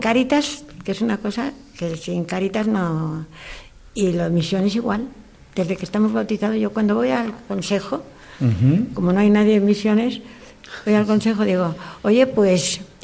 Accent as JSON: {"language": "Spanish", "town": "León", "region": "Castile and León", "country": "Spain", "moved": "yes", "lives_now": "Valencia, Spain"}